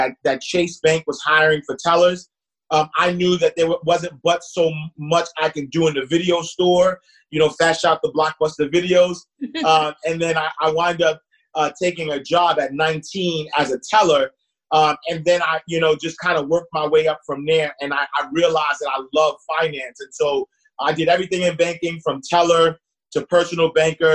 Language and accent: English; New York City, New York, United States; I'm from Harlem, home of the hustlers